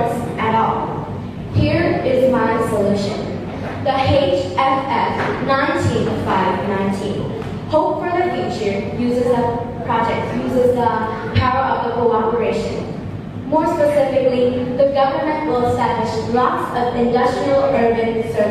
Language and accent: English; Ho Chi Minh City, Vietnam; I'm from Ho Chi Minh City